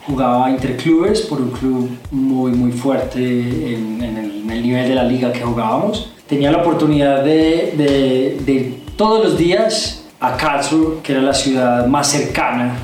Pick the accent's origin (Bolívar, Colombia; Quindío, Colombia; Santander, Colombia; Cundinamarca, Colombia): Quindío, Colombia; Armenia; moved away as an adult; now in Bogotá, Colombia; Yo nací en Armenia, soy armenio y ah. llevo viviendo en Bogotá 16 años